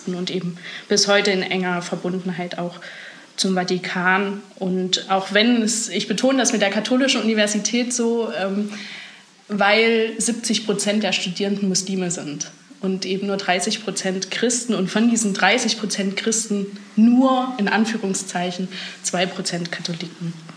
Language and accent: German; Germany; ich bin doch Deutsche